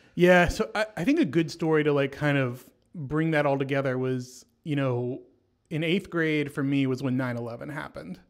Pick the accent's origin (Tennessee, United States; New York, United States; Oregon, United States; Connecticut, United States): Tennessee, United States; Franklin; I went to school in Franklin